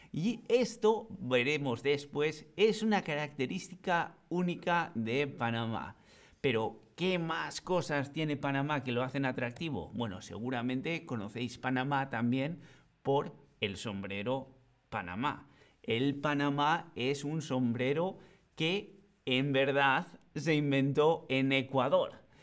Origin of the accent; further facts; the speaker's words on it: Bilbao, Basque Country, Spain; el Museo Guggenheim de Bilbao, que es de donde yo vengo